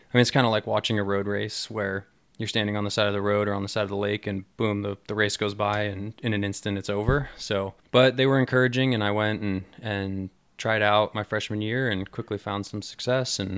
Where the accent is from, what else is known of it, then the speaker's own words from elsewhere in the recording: Mill Valley, California, United States; Uh, really early on, it was a vehicle that I used to get to and from school just down the road here. I went to Tam Valley Elementary School